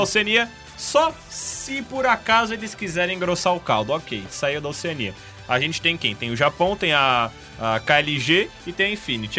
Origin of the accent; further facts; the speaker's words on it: Brazil; nós que somos brasileiros